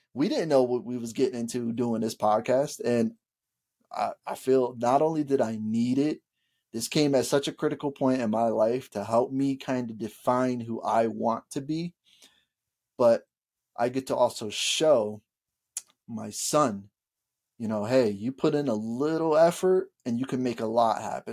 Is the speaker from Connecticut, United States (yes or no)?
yes; Bridgeport, Connecticut, United States; growing up in Bridgeport, Connecticut